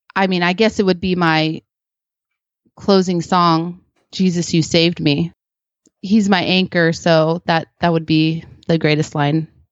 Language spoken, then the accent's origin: English; Philippines; now in United States; I was born in the Philippines